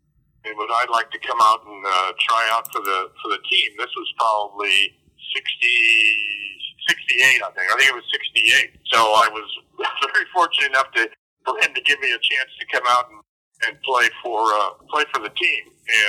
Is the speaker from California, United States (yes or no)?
yes; San Jose, California, United States; also born or lived in Long Beach, California; I was born and raised in San Jose, California.